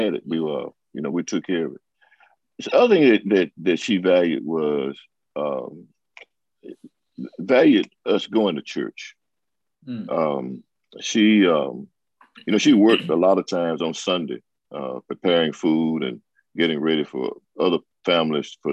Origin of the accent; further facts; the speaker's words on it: Hattiesburg, Mississippi, United States; also born or lived in Fort Benning, Georgia; I was born in Fort Benning, Georgia. My dad was in 82nd Airborne, and when he shipped off overseas, he came back to Hattiesburg for a minute